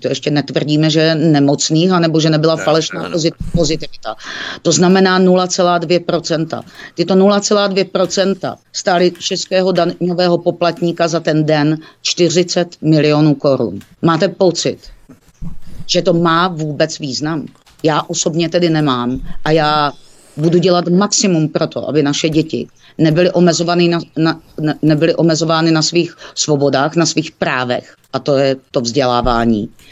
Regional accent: Olomouc, Olomouc Region, Czechia; Olomouc je mé rodné město a je to můj domov

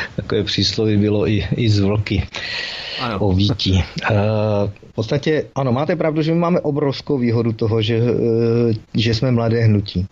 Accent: Olomouc, Olomouc Region, Czechia; jsem rodilý Olomoučák

